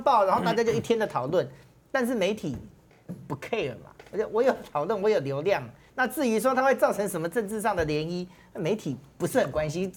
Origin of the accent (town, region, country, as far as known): Taiwan